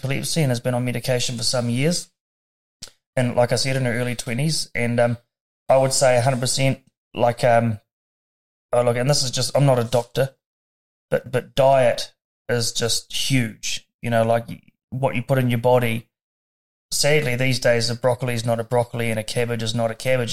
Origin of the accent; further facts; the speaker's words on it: Dunedin, Otago, New Zealand; I was born in Dunedin, 4 minutes before my sister